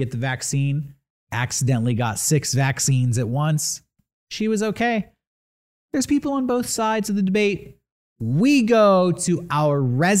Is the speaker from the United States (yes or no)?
yes; San Diego, California, United States; I live in San Diego. I was born and raised in San Diego.